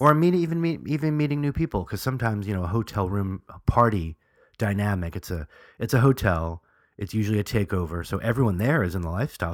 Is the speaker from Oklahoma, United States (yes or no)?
no; New York, United States; I'm from New York